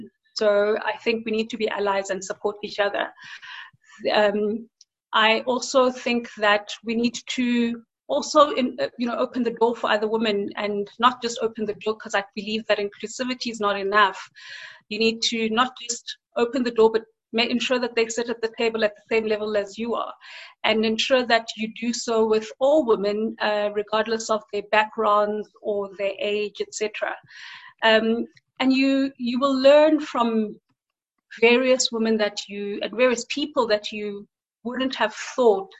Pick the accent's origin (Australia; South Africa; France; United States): South Africa; our experiences as South African women and African women